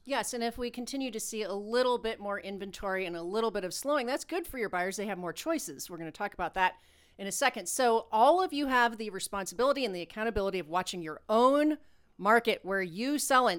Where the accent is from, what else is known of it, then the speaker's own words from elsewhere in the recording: Ohio, United States; moved away; also born or lived in Puerto Rico; we're from Ohio